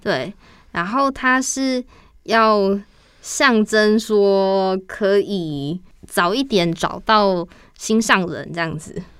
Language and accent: Chinese; Taiwan; 用我们台湾的那个营养口粮